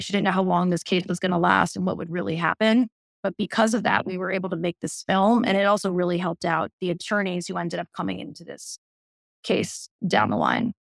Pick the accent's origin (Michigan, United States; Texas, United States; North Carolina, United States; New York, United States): New York, United States; New York City; I grew up in New York City, and both my parents were photojournalists